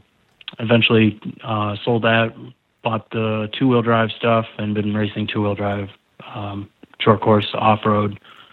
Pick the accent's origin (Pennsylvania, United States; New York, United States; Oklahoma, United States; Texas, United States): Pennsylvania, United States; I grew up in Pennsylvania